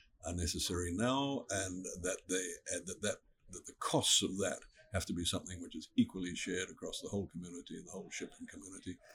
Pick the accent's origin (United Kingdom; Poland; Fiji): Fiji; I come from Fiji, and my people have been living in Fiji for five generations